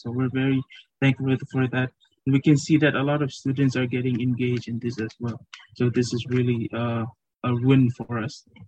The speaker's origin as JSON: {"language": "English", "country": "Marshall Islands", "moved": "as an adult", "lives_now": "Fiji", "said": "I'm from the Marshall Islands"}